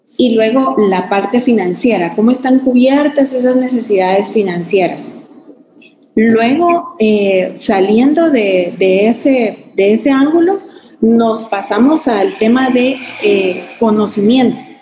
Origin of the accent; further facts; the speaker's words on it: Guatemala; como guatemaltecos muy orgullosos